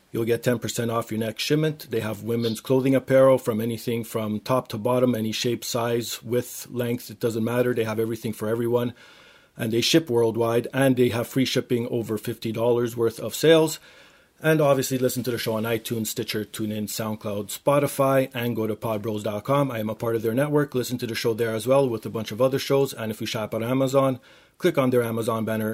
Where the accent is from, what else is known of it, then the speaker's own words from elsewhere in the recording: Toronto, Ontario, Canada; I actually grew yeah. up downtown as well